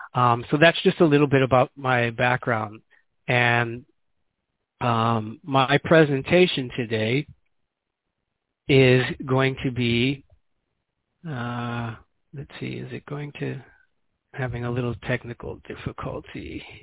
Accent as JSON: {"language": "English", "town": "Chicago", "region": "Illinois", "country": "United States", "tie": "born or raised there", "also_born_or_lived": "New Haven, Connecticut", "moved": "as an adult", "lives_now": "Guinea-Bissau", "said": "I was born and raised in Chicago, or suburbs of Chicago."}